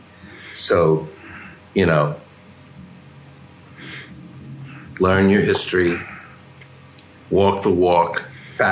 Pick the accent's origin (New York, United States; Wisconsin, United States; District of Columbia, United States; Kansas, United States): New York, United States; I grew up in Times Square, you know, in the pool rooms and the sideshows